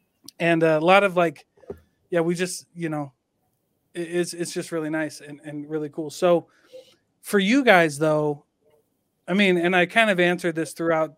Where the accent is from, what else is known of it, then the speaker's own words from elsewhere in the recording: Midwest, United States; Like I remember growing up in the Midwest and getting, I mean, I was a troublemaker. I mean, but we were in a small town.